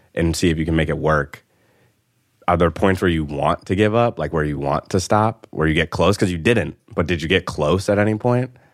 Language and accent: English; Connecticut, United States; now in New York, United States; I'm from Connecticut